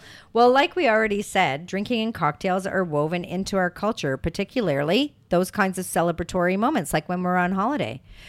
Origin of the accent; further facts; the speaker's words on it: Canada; Being Canadian, I was mostly raised on beer and rye whiskey.